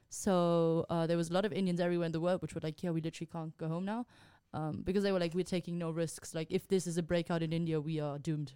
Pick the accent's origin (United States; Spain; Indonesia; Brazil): Spain; moved away; I'm from Spain